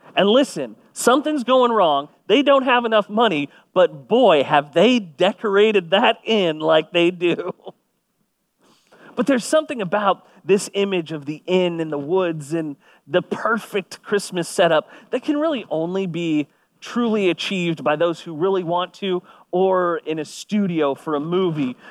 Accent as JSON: {"language": "English", "town": "Kingwood", "region": "Texas", "country": "United States", "tie": "born or raised there", "said": "I grew up on the San Jacinto River"}